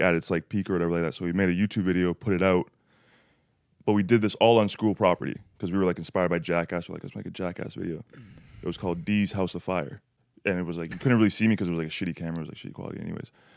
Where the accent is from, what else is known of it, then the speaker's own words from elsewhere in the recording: Canada; I'm Canadian